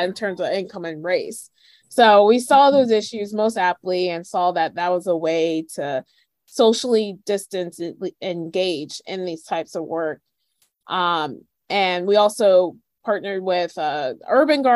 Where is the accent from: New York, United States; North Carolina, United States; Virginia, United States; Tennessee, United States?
Virginia, United States; Northern; also born or lived in Miami, Florida; I'm from Northern Virginia, the DC area.